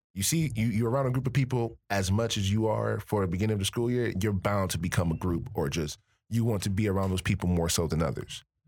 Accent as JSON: {"language": "English", "town": "Miami", "region": "Florida", "country": "United States", "moved": "as an adult", "lives_now": "Michigan, United States", "said": "I'm from Miami"}